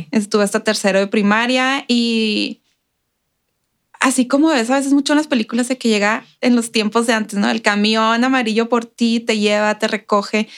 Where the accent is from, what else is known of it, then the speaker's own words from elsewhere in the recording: El Paso, Texas, United States; born there; Bueno, yo nací aquí en El Paso.